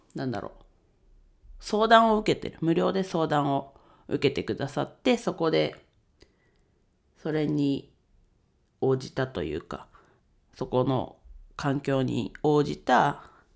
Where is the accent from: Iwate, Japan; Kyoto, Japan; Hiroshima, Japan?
Iwate, Japan; Ninohe; 地元岩手県二戸市を盛り上げるべく活動しています